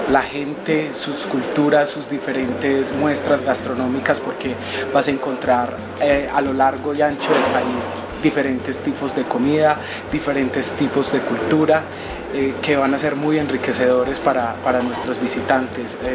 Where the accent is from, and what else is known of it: Medellín, Antioquia, Colombia